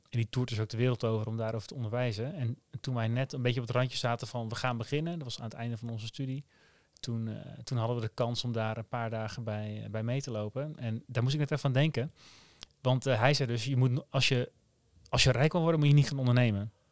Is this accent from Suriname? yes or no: no; Netherlands; Maar het, past ook wel bij ons als Nederlanders om het eh, geleidelijk